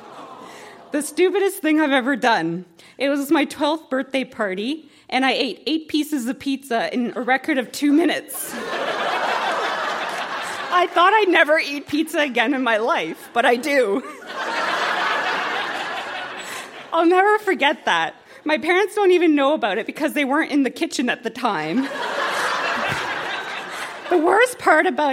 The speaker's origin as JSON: {"language": "English", "town": "Toronto", "region": "Ontario", "country": "Canada", "tie": "born or raised there", "said": "I was born on December 15, 1978, at Toronto General Hospital at 12:03 a.m."}